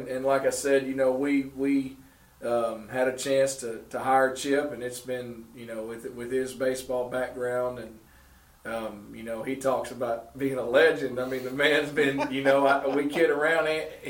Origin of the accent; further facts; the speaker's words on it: Searcy, Arkansas, United States; but I grew up in Searcy.